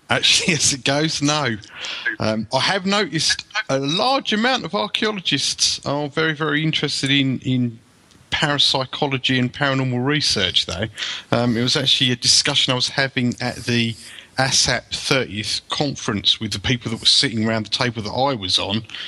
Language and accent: English; United Kingdom; an archaeological site in my hometown that was one of the largest Roman temples ever excavated in Great Britain